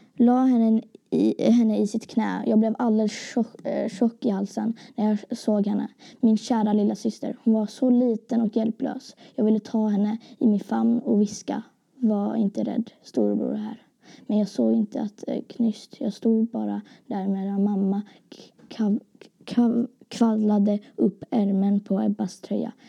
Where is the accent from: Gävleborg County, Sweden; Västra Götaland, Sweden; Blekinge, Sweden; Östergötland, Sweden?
Västra Götaland, Sweden; Gothenburg; jag kommer ifrån Göteborg